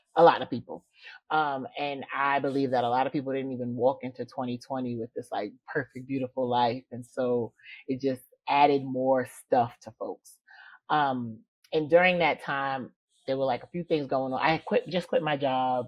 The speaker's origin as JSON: {"language": "English", "town": "New York City", "region": "New York", "country": "United States", "moved": "yes", "lives_now": "Georgia, United States", "said": "I'm from the Bronx, New York, and I now live in Georgia"}